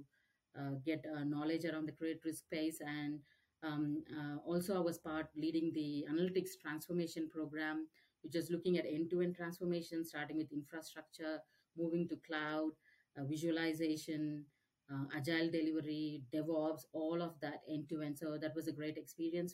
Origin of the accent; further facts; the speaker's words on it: Chennai, Tamil Nadu, India; moved away as an adult; now in Australia; I'm from India, Chennai, South India. So did all my schoolings and finished my MBA, then migrated to Australia.